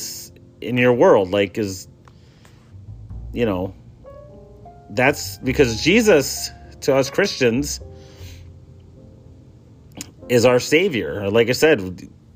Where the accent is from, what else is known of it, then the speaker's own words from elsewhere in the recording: Chassel, Michigan, United States; it was Catholics and Lutherans growing up in Chassel.